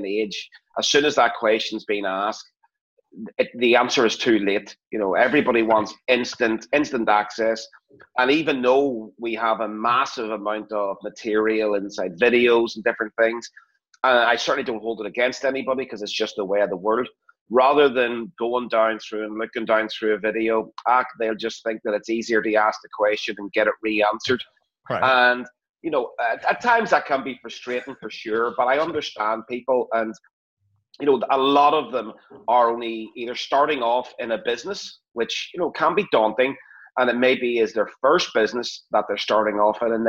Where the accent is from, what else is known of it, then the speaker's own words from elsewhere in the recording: Belfast, Northern Ireland, United Kingdom; I am from Belfast in Northern Ireland